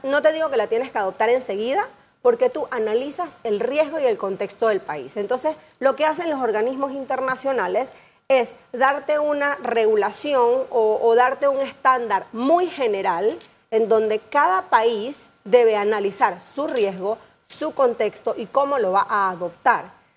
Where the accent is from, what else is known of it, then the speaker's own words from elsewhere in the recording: Panama; todos como panameños